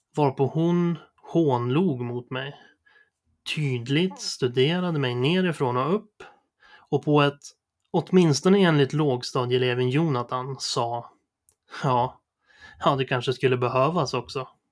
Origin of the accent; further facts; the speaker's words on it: Sundsvall, Västernorrland County, Sweden; jag föddes i april 1988 på Sundsvalls sjukhus. Eh, jag bodde hela min uppväxt på Essvik söder om Sundsvall